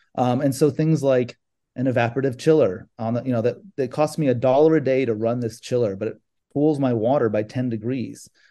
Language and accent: English; California, United States; born or raised there; moved away as an adult; also born or lived in Chicago; now in South Florida, United States